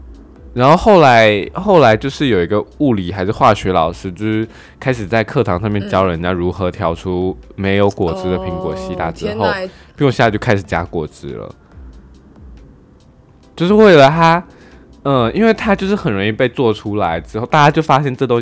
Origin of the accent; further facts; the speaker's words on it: Taiwan; 就我们台湾人会就是为了钱出卖灵魂嘛？